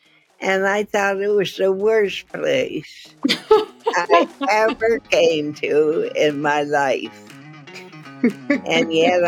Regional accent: Appin, Ontario, Canada; moved away as an adult; also born or lived in Detroit; I was born in Appin, Ontario

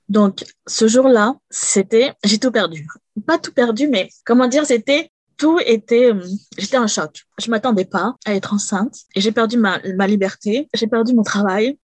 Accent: France; moved away as an adult; je viens de la France

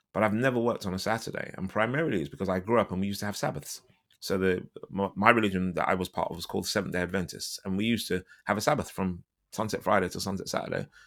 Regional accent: London, United Kingdom; I'm from London

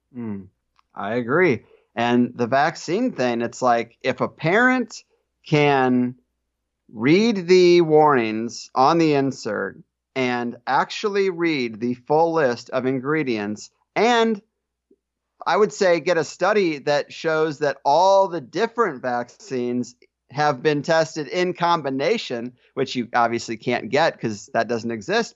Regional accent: Arnold, Missouri, United States; moved away as an adult; now in San Diego, United States; I grew up in Arnold, Missouri

